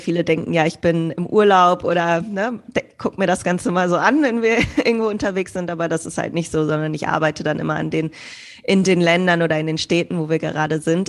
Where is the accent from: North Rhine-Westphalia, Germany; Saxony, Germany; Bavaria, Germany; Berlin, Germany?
North Rhine-Westphalia, Germany; Bielefeld; moved away as an adult; also born or lived in Hamburg / Greece / United States; ursprünglich bin ich geboren in Bielefeld